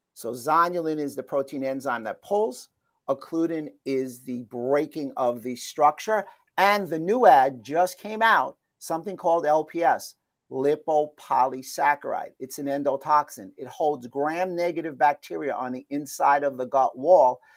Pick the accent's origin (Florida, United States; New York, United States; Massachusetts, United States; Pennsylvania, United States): New York, United States; where I grew up in New York